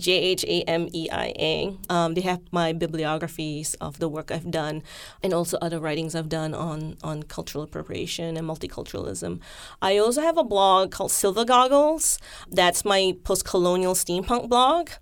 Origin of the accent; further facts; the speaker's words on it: Malaysia; now in United States; I'm from Malaysia. I grew up with an entire year of, like, Malaysian history in the school curriculum.